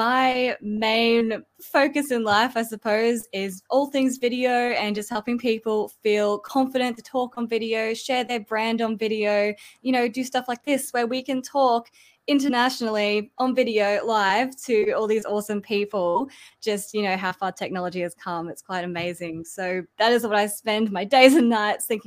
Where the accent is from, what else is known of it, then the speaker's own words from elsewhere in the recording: Australia; accent: Australian; my Australian accent